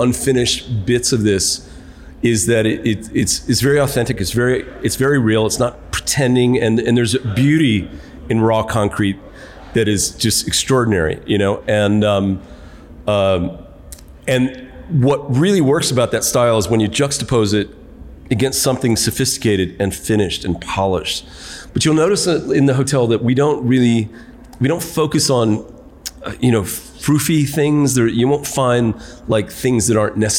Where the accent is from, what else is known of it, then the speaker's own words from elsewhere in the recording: New York City, New York, United States; now in Zambia; I'm from New York City.